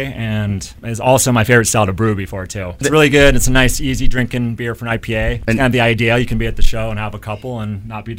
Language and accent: English; San Diego, California, United States; So I'm born and raised in San Diego